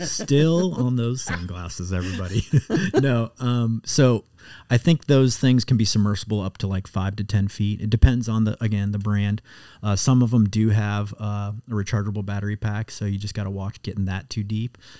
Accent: Muscatine, Iowa, United States; now in Cincinnati, United States; where I grew up in Muscatine, right on the Mississippi River

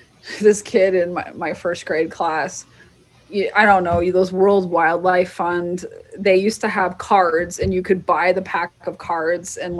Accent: Southwest, United States; I'm from the Southwest

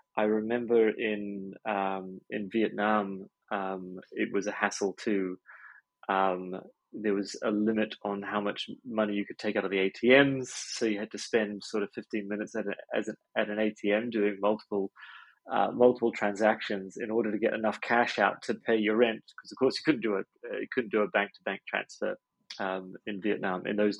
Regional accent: Hong Kong; moved away; I grew up an expat. So I grew up in Hong Kong with my folks out there. And I think maybe when you're a sort of a third culture kid, that kind of changes your DNA a little bit, perhaps.

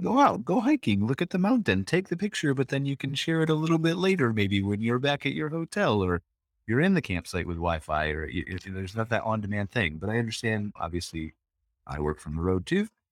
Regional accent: United States; being an American

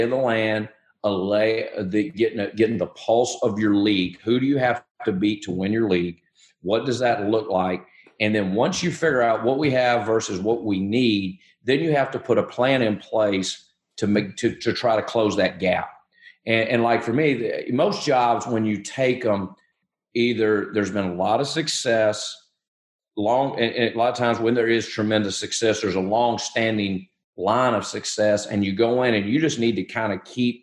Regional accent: Alabama, United States; I'm from Alabama

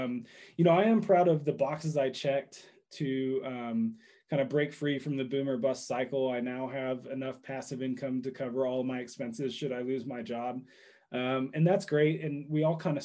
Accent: Dallas, Texas, United States; I grew up in Dallas.

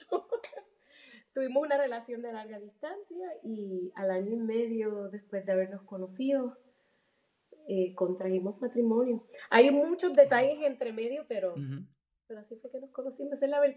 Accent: Chicago, Illinois, United States; yo vivía en la ciudad de Chicago, soy puertorriqueña, nací y criada en Chicago, de padres puertorriqueños.

